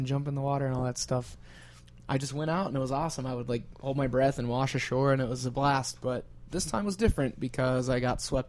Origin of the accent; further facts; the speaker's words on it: United States; yes, I am from America.